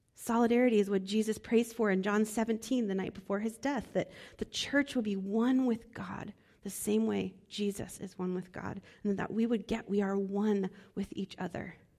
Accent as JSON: {"language": "English", "region": "Midwest", "country": "United States", "moved": "yes", "said": "I'm from the Midwest"}